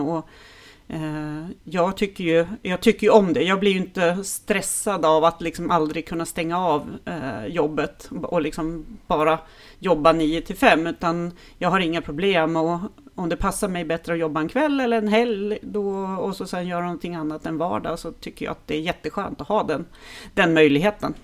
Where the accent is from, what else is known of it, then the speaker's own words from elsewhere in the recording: Härnösand, Norrland, Sweden; jag är ju uppvuxen i Norrland